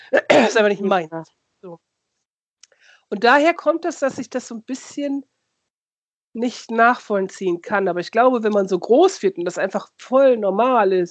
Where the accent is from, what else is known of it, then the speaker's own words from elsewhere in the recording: Lower Saxony, Germany; Aber ich komme ja aus dem Dorf bei Osnabrück und da wird es, also im Ost, also in der Nähe auch zu Ostwestfalen, das ist ja alles da so identitätsschwierig